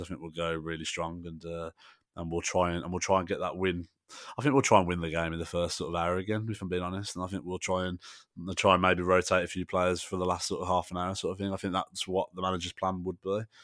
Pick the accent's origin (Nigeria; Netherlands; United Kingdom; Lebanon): United Kingdom; England; as English supporters